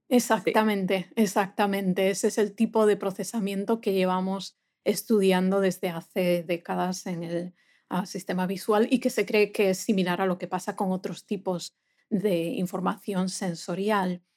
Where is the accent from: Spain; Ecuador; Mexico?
Spain; A Coruña, Galicia; moved away as an adult; now in United States; yo soy de, una ciudad en España, del noroeste de España, que se llama La Coruña. Entonces yo eh, fui a la universidad en la misma ciudad, en mi ciudad natal